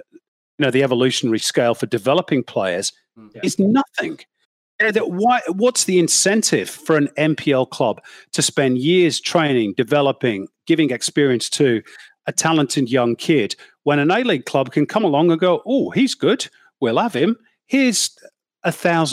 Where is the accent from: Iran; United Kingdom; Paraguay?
United Kingdom; now in Australia; I'm British